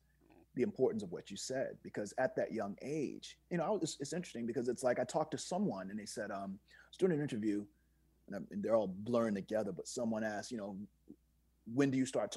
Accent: Virginia, United States; I'm from Virginia

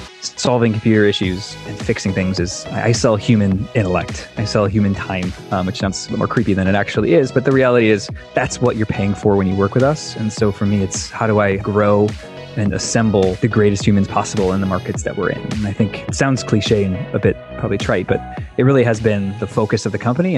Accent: Chicago, Illinois, United States; moved away as an adult; now in Indianapolis, United States; I grew up in Chicago.

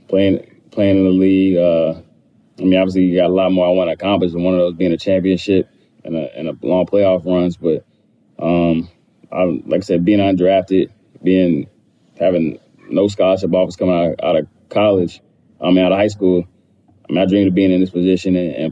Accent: Charlotte, North Carolina, United States; That stuff both of us had to deal with our whole life growing up in Charlotte, being son of an NBA player who played there for 10 years.

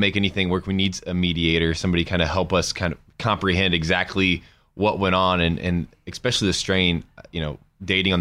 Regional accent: Indiana, United States; moved away as an adult; now in Denver, United States; I grew up in Indiana

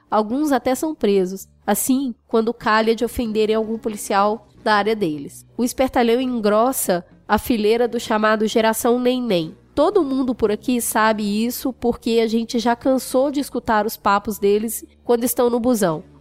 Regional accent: Rio de Janeiro, Brazil; Vou tentar dar essa visão como carioca. O fenômeno arrastão é muito antigo no Rio de Janeiro

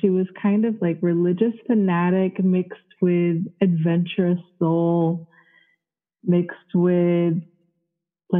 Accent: Florida, United States; also born or lived in Connecticut / North Carolina; we moved in with my grandmother in Florida, and I spent most of my childhood in Florida.

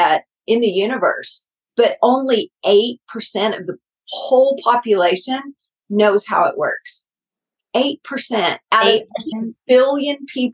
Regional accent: Texas, United States; They'll know I'm from Texas after about three words.

